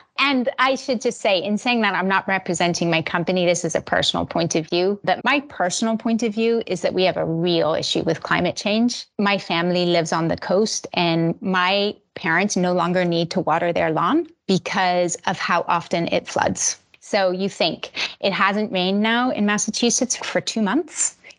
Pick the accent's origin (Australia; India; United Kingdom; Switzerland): Switzerland; born there; also born or lived in Finland / Belgium / Italy; I was born in Switzerland and then bumped around Europe for ages. So I've lived in Finland, Belgium, Switzerland, and Italy.